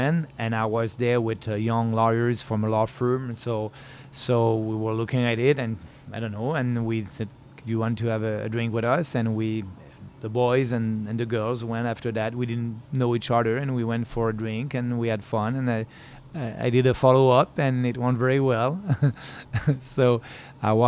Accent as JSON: {"language": "English", "area": "Beauce", "region": "Quebec", "country": "Canada", "tie": "born or raised there", "also_born_or_lived": "Montreal", "said": "I was coming from Beauce, but you know, I left Beauce at 18 years old."}